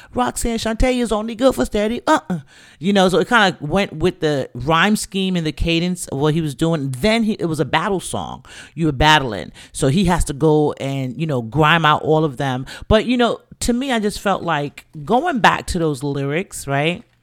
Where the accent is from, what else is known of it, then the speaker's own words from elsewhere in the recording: New York City, New York, United States; I'm from the Bronx. Grew up, born and raised